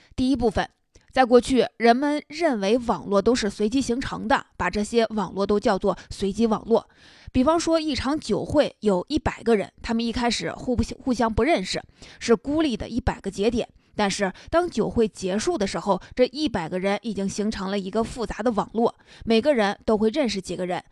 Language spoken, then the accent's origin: Chinese; China; 我们中国人